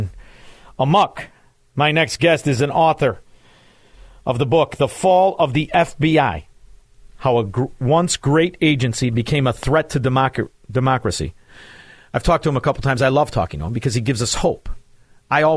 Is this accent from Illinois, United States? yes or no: yes; Chicago, Illinois, United States; I'm from Chicago, a suburb in Chicago, and it's a very Italian suburb